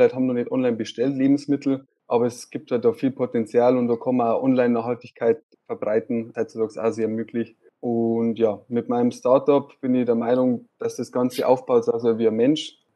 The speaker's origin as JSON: {"language": "German", "town": "Straubing", "region": "Bavaria", "country": "Germany", "tie": "born there", "lives_now": "Regensburg, Germany", "said": "ich bin äh, 23 Jahre alt, ich bin in Straubing geboren und wohne seit ungefähr drei Jahren in Regensburg."}